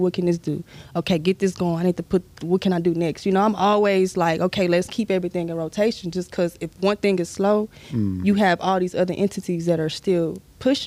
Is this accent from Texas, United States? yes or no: yes; Sugar Land, Texas, United States; I grew up in Stafford, Sugar Land